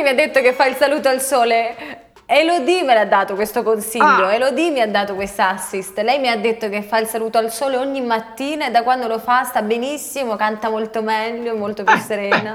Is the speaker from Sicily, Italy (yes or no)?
yes; Sicily, Italy; da siciliana